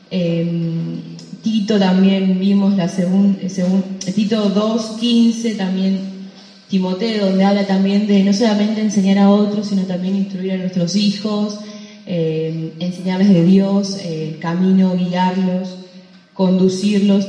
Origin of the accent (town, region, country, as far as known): Argentina